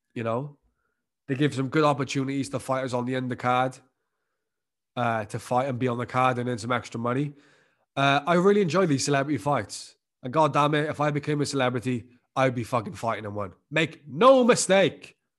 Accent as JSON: {"language": "English", "region": "Wales", "country": "United Kingdom", "said": "my home country of Wales"}